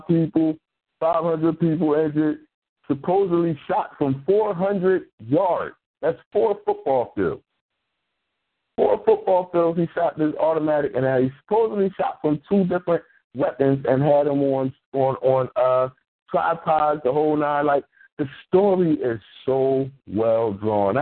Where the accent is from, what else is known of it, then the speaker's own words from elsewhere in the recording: Philadelphia, Pennsylvania, United States; I'm from North Philly. We got an area down there called Little Puerto Rico